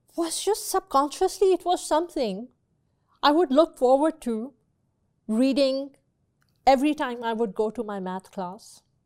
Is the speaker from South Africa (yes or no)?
no; Pakistan; now in United States; I grew up in Pakistan. I went to school in Pakistan.